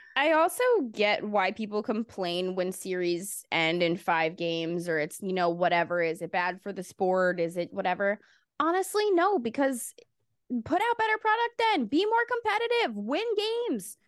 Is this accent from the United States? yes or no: yes; United States; I'm an American.